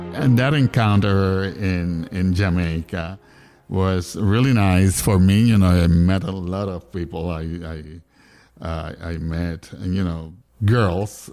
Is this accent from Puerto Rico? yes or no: yes; Ponce, Puerto Rico; also born or lived in San Juan; I was coming from Ponce to San Juan, so I was crossing the island